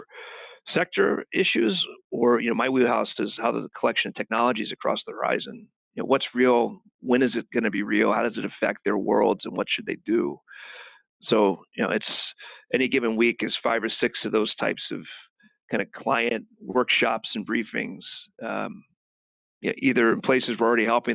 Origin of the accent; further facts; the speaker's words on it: Kentucky, United States; now in Kansas City, United States; I grew up in Kentucky